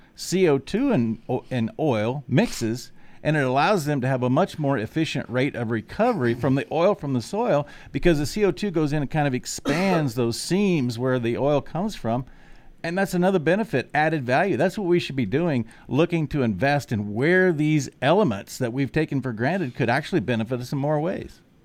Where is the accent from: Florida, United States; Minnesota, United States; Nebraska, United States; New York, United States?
Nebraska, United States; also born or lived in South Dakota; Wahoo, Nebraska, my home state